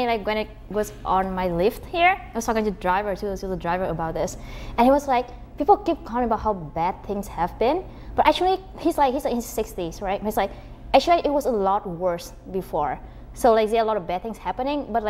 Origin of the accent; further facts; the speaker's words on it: Vietnam; moved away; so I'm from Vietnam, a very tiny country